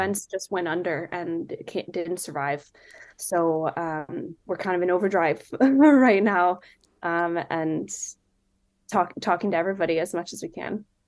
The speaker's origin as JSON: {"language": "English", "area": "Silicon Valley", "region": "California", "country": "United States", "tie": "born or raised there", "moved": "yes", "lives_now": "Seattle, United States", "said": "I live in Seattle, but I grew up in the Silicon Valley in California"}